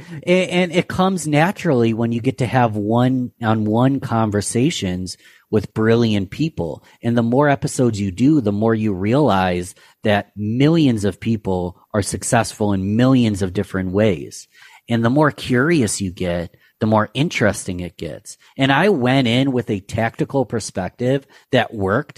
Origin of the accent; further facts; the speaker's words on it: Rochester, New York, United States; my Rochester, New York, my hometown